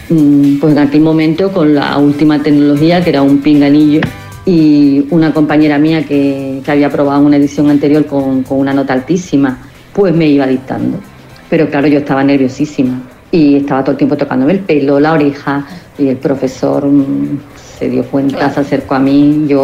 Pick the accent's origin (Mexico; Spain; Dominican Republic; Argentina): Spain; Badalona, Catalonia; Eh, de Badalona.